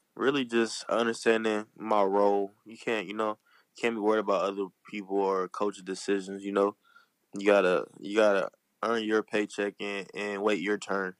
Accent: Compton, California, United States; I'm from Compton

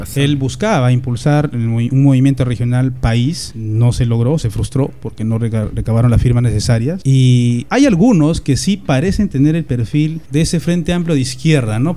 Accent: Sayán, Lima, Peru; also born or lived in Huacho; Yo soy, yo provengo de Lima Provincias, de Distrito de Sayán, Huacho y Lima Provincias también.

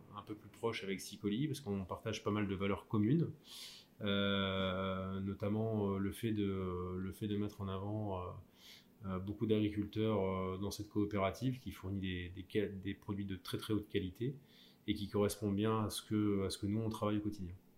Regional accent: Lille, Hauts-de-France, France; je suis originaire de la, du Nord, de, de Lille plus précisément, en tout cas la périphérie. J'ai passé tous mes diplômes et fait les trois quarts de ma formation dans, ma, dans ma région natale

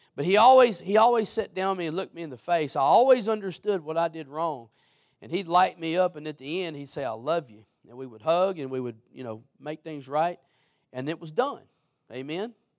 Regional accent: Beaumont, Texas, United States; also born or lived in Mid County, Texas; I was born in Beaumont

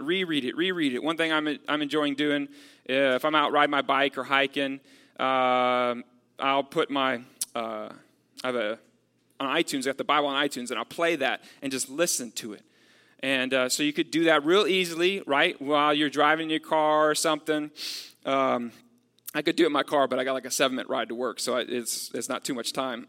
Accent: Texas, United States; I'm from Texas. Uh, so, like, growing up, I know, like, how Texans are with the, the concept of freedom.

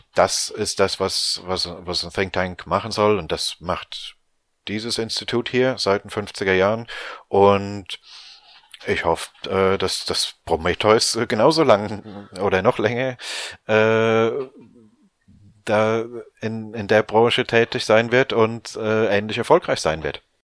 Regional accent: Rhineland-Palatinate, Germany; now in London, United Kingdom; Bin ja ursprünglich aus der Pfalz

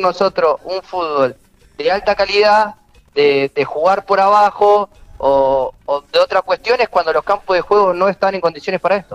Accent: Argentina

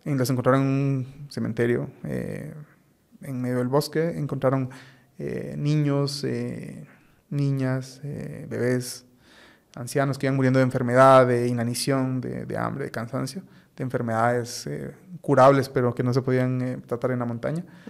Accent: Guatemala; yo como muchos guatemaltecos

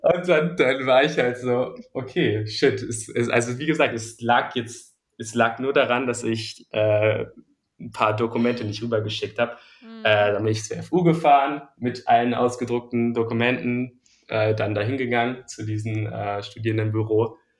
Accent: Berlin, Germany; ich bin in, äh, in Mitte zur Schule gegangen und wohne auch noch immer hier

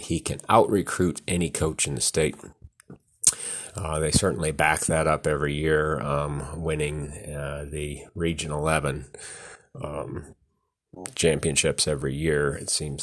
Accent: Webster City, Iowa, United States; my hometown Webster City

